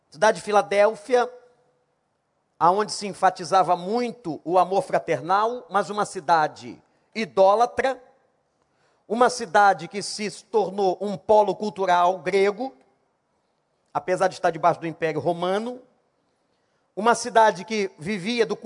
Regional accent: Rio de Janeiro, Brazil; Nós somos cariocas, vivemos aqui

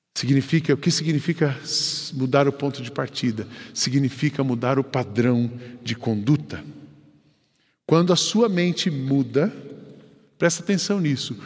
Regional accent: São José dos Campos, São Paulo, Brazil; Eu fui criado lá no Jardim Paulista, em São José dos Campos.

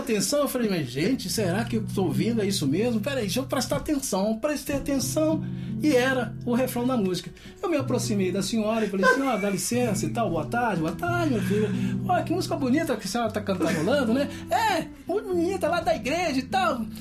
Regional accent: Teófilo Otoni, Minas Gerais, Brazil; born or raised there; moved away; also born or lived in Belo Horizonte / Campinas

